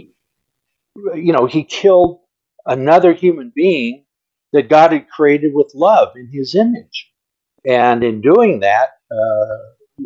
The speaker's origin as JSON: {"language": "English", "town": "Los Angeles", "region": "California", "country": "United States", "tie": "born or raised there", "said": "I grew up on Crenshaw Boulevard in L.A."}